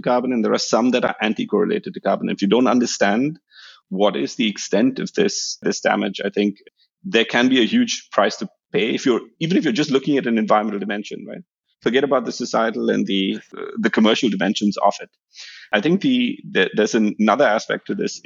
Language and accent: English; India; moved away; I come from India